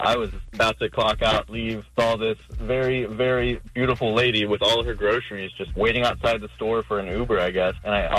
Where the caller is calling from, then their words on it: Jacksonville, Florida, United States; I'm calling from Mandarin.